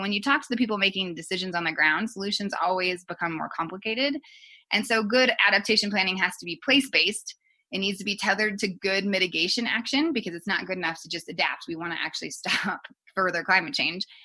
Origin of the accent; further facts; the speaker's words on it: Colorado Springs, Colorado, United States; I grew up actually in Colorado Springs